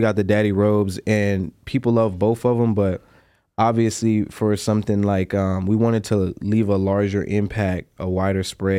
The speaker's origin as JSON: {"language": "English", "town": "Durham", "region": "North Carolina", "country": "United States", "said": "I'm originally from North Carolina, a small town called Durham."}